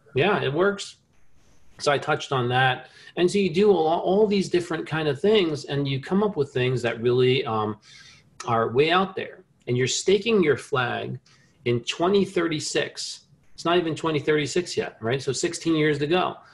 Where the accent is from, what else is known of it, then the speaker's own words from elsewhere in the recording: New Jersey, United States; I grew up in New Jersey